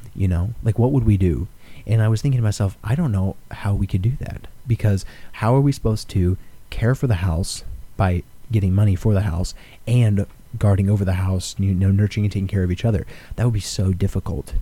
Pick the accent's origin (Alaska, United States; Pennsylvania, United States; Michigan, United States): Alaska, United States; I am from Alaska